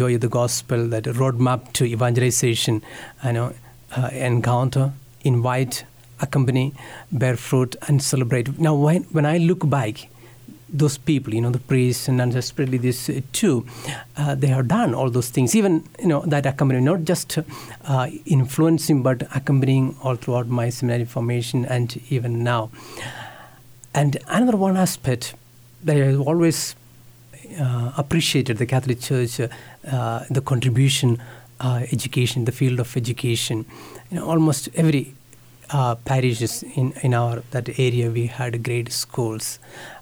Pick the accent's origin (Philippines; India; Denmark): India; English is a second language; moved away as an adult; now in Kansas, United States; I am from India.